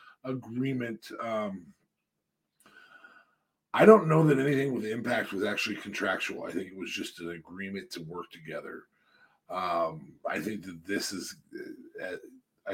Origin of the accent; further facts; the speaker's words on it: United States; I'm speaking American.